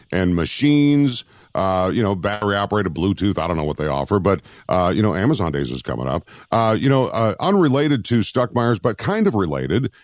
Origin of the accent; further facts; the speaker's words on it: Minnesota, United States; moved away; I grew up in Minnesota in my younger years